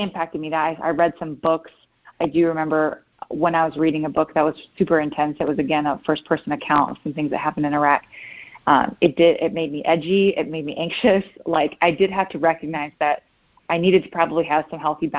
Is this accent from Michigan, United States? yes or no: yes; Michigan, United States; now in Fort Campbell, United States; My family's from Michigan, and there was a course in my hometown